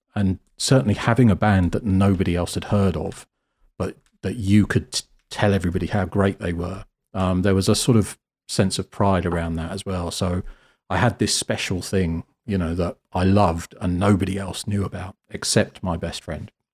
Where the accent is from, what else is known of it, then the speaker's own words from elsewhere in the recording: Cornwall, South West England, United Kingdom; moved away; I grew up in Cornwall, which is, uh, the very sort of southwest bottom edge of the country.